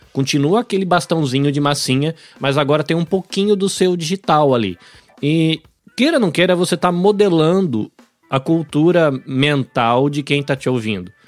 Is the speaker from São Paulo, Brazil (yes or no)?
yes; São Paulo, Brazil; also born or lived in Bahia; now in Japan; Eu cresci em São Paulo, apesar de ter nascido na Bahia